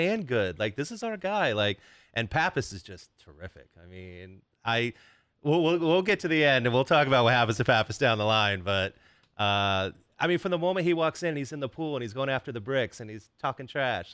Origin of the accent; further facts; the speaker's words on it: Kansas, United States; I am from Kansas